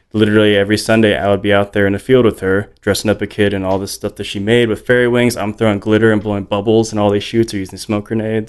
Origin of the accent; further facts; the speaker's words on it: Hawaii, United States; moved away; I grew up in Hawaii